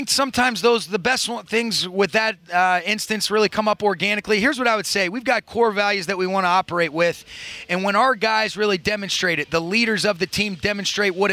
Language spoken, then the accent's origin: English; Detroit, Michigan, United States; Well, I'm from Detroit